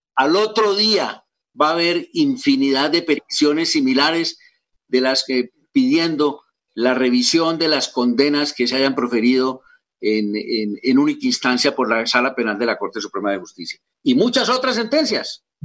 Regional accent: Colombia; como colombiano

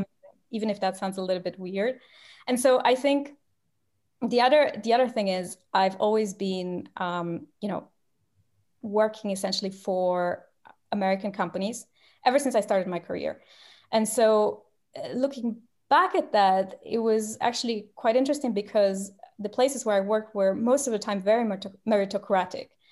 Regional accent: Romania; English is a second language; moved away as an adult; now in London, United Kingdom; I'm from Romania

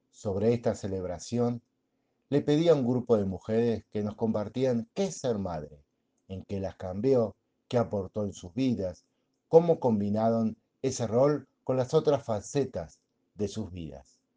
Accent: Argentina; en mi país, Argentina, se celebra el Día de la Madre

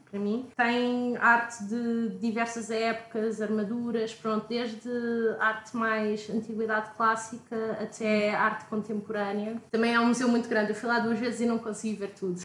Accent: Portugal; moved away; sou de Portugal

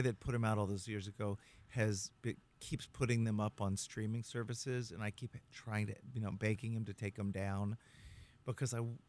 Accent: Texas, United States; moved away as an adult; also born or lived in Los Angeles / New York City; now in Hudson Valley, United States; growing up in Texas, seventh generation Texan

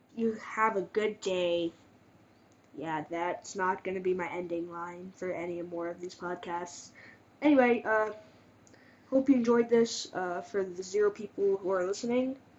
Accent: Mesa, Arizona, United States; I'm from Mesa, Arizona

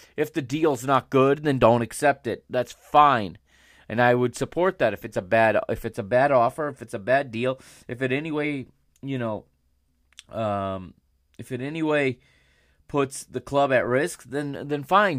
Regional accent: United States; I am an American

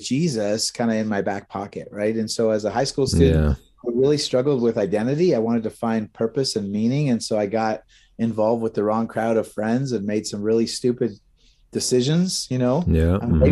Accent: Brantford, Ontario, Canada; also born or lived in Ancaster; we grew up in Brantford, right? So not too far from here

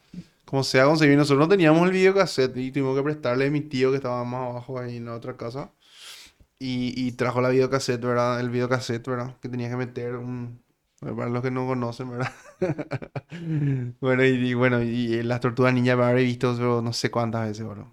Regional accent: Paraguay; yo vengo de Paraguay, le digo. ¿De Paraguay? Me dice. Sí, yo soy paraguayo

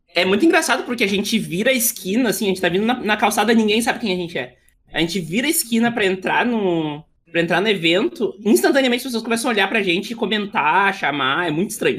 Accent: Montenegro, Rio Grande do Sul, Brazil; Eu sou de Montenegro, tá? É uma cidade do lado de, Porto Alegre

